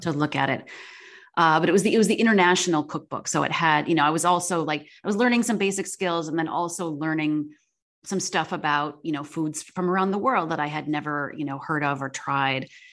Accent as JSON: {"language": "English", "town": "Chittenango", "region": "New York", "country": "United States", "tie": "born or raised there", "moved": "yes", "said": "I grew up, um, in a small, in a village outside of Syracuse called Chittenango"}